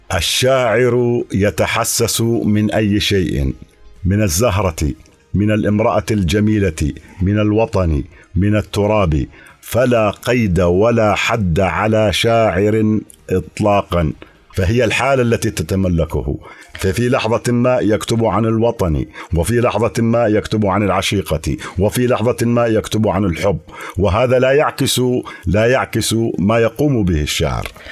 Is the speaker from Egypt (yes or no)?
no; Al-Nu'aymah, Irbid Governorate, Jordan; أنا من مواليد عام 1968 في بلدة النعيمة